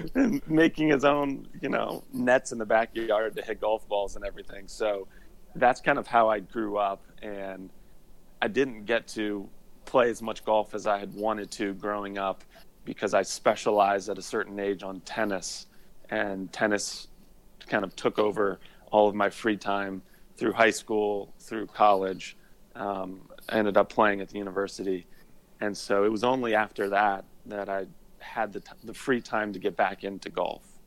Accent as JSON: {"language": "English", "town": "Indianapolis", "region": "Indiana", "country": "United States", "tie": "born or raised there", "also_born_or_lived": "Notre Dame, Indiana", "moved": "as an adult", "lives_now": "Atlanta, United States", "said": "I grew up in Indianapolis, Indiana"}